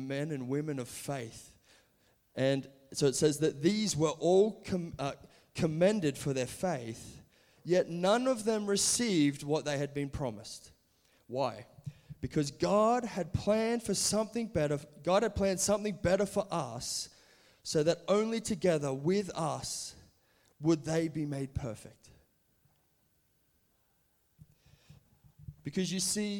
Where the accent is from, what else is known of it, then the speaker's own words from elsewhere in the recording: Brisbane, Queensland, Australia; also born or lived in California; I'm from Brisbane, Australia, where we all live now